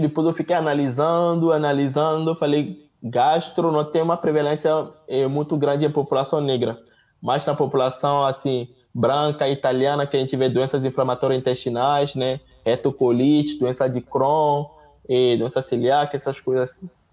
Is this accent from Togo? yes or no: yes; Togo; Portuguese is a second language; moved away as an adult; also born or lived in Rio de Janeiro, Brazil; now in Brazil; Em casa a gente falava francês, Mina e V.